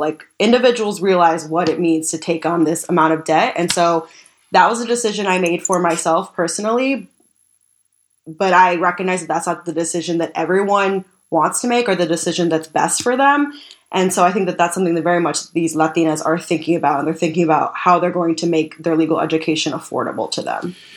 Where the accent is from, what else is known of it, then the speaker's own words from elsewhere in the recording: Tucson, Arizona, United States; moved away as an adult; now in Washington, D.C., United States; I grew up in Tucson, Arizona, where immigration is very contentious